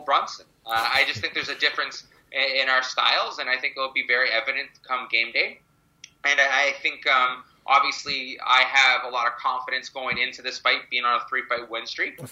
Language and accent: English; Mississauga, Ontario, Canada; also born or lived in Toronto; born in Toronto, raised in Mississauga